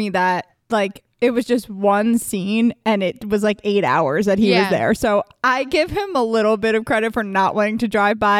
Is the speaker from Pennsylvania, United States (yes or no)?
yes; Delaware County, Pennsylvania, United States; we're from Delco.